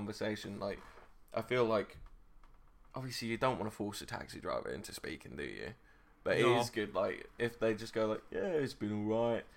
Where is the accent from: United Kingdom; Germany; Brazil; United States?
United Kingdom; we're British